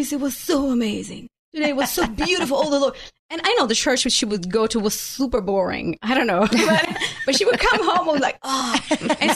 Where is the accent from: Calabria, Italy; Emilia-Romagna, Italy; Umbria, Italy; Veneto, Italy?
Veneto, Italy; Venice; moved away as an adult; also born or lived in Houston area, United States; now in Houston, United States; I was born and raised in Italy, in the northern part of the country, in Venice